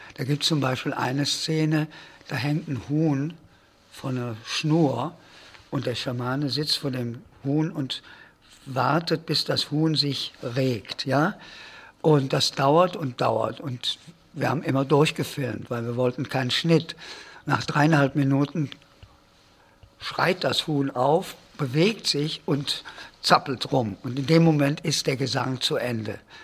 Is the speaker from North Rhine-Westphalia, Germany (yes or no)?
yes; Cologne, North Rhine-Westphalia, Germany; moved away as an adult; also born or lived in Silesia / Canada / United States; Ich bin in Schlesien auf der Schneekoppe zur Welt gekommen, bin aber gleich als Babykind schon hier nach Köln gekommen